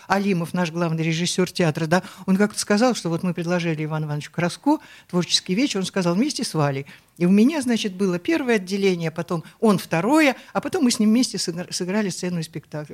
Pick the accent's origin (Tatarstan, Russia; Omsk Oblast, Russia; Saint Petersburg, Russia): Omsk Oblast, Russia; Omsk; moved away; also born or lived in Moscow; я сибирячка, я из Омска